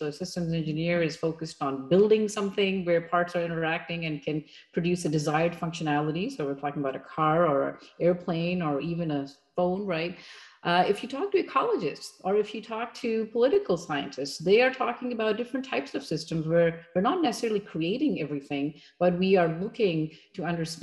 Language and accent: English; Pakistan; moved away as an adult; also born or lived in Massachusetts, United States; now in United States; I'm originally from Pakistan, and that's where I grew up, had my early education, and then I came here